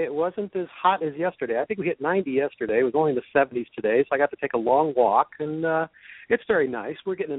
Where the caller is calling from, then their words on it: Chicago, Illinois, United States; I'm in Chicago.